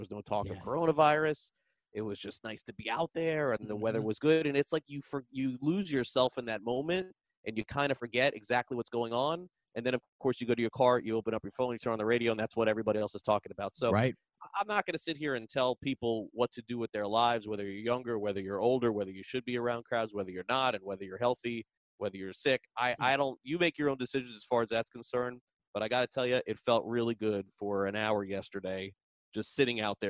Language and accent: English; South Florida, United States; growing up in South Florida, going to Pompano Park.